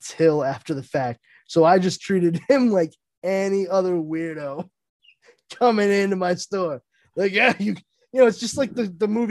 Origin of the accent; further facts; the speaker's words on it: Brockton, Massachusetts, United States; they're all from my hometown too. Like, we all drive to Randolph from Brockton to work here